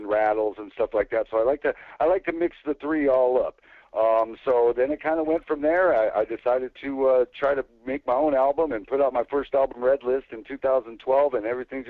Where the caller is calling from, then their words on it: Oregon, United States; I'm calling in from Southern Oregon, beautiful Southern Oregon.